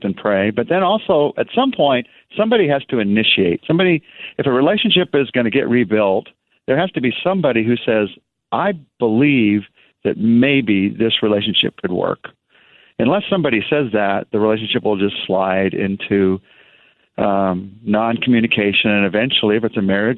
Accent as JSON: {"language": "English", "country": "United States", "said": "I'm American and I'm a man"}